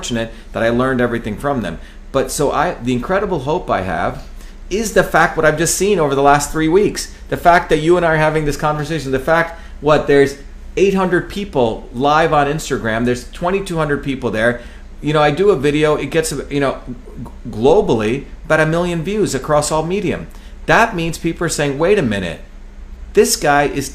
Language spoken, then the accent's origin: English; New Jersey, United States; a street kid, you know, growing up in New Jersey with all my chops